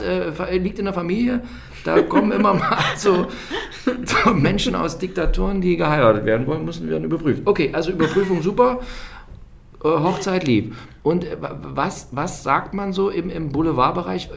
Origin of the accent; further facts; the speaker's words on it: Germany; als Deutscher